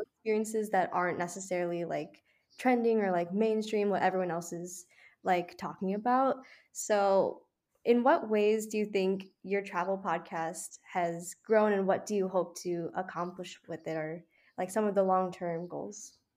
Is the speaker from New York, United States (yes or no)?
no; Chicago, Illinois, United States; I'm from Chicago